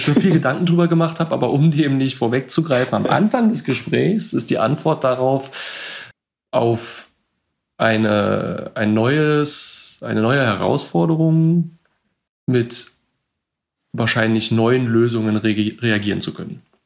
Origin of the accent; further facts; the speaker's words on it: Berlin, Germany; also born or lived in Switzerland; ich bin gerade in meiner Geburtsstadt Berlin, wo ich eigentlich auch aktuell äh, größtenteils lebe.